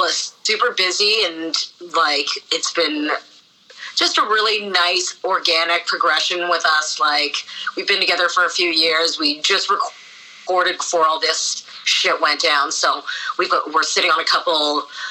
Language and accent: English; Winnipeg, Manitoba, Canada; I am born and raised in Winnipeg, first generation Canadian.